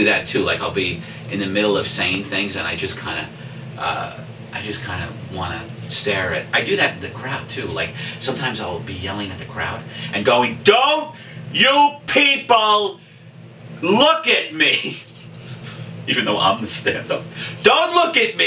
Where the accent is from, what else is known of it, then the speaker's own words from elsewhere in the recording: New York City, New York, United States; also born or lived in Staten Island; I was born in Brooklyn, then we moved to Staten Island because my dad thought that was the country